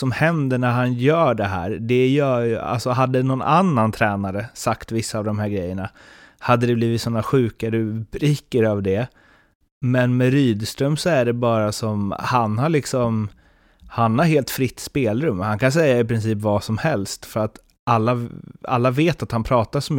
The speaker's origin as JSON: {"language": "Swedish", "region": "Småland", "country": "Sweden", "accent": "Småland dialect", "said": "Sen är problemet att jag har min småländska så det låter ändå bara som Åsa-Nisse när jag pratar."}